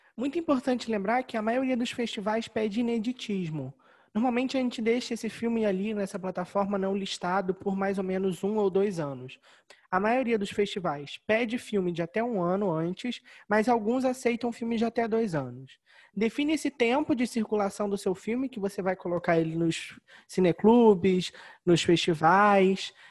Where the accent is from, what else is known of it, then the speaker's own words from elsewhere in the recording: Rio de Janeiro, Brazil; nós somos do Rio